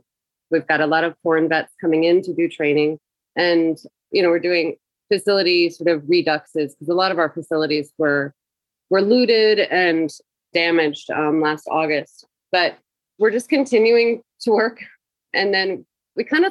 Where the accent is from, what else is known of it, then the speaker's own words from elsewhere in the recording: Tennessee, United States; moved away as an adult; now in Kabul, Afghanistan; I'm from Tennessee